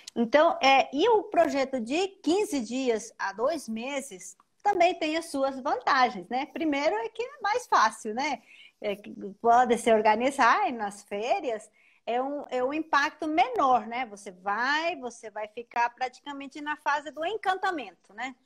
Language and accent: Portuguese; Paraguay; Portuguese is a second language; moved away as an adult; now in São Paulo, Brazil; eu sou paraguaia